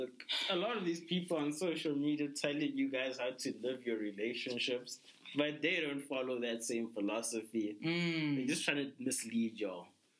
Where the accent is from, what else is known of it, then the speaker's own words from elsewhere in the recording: South Africa; We are South African YouTubers and podcasters.